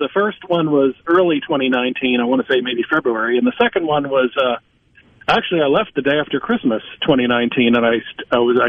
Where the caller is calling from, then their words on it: Nashville, Tennessee, United States; Nashville, Tennessee.